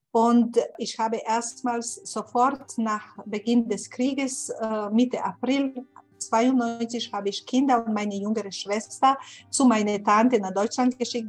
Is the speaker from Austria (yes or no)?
no; Sarajevo, Federation of Bosnia and Herzegovina, Bosnia & Herzegovina; German is a second language; moved away as an adult; also born or lived in Windeck, Germany; now in Munich, Germany; ich bin aus Sarajevo